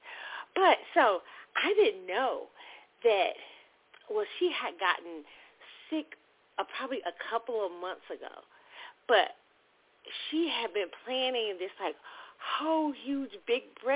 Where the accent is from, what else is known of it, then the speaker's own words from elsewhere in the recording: Kansas City, United States; moved away; my hometown, Kansas City